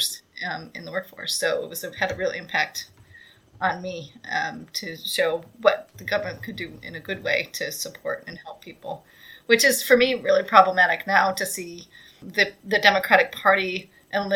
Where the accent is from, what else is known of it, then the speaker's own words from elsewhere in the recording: Michigan, United States; moved away; I come from from Michigan originally